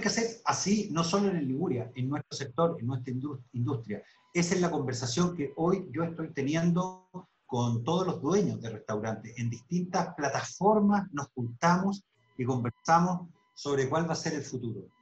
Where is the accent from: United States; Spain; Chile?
Chile; como chilenos